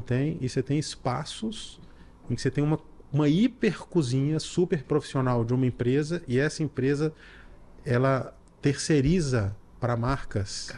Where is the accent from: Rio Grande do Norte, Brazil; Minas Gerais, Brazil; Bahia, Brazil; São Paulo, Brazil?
Minas Gerais, Brazil; Belo Horizonte; eu sou de Belo Horizonte